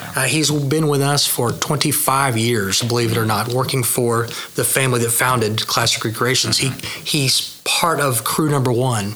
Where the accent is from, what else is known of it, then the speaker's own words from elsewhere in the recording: Midwest City, Oklahoma, United States; also born or lived in Yukon, Oklahoma; So I'm from Midwest City. Okay. Um, from my my family had car dealerships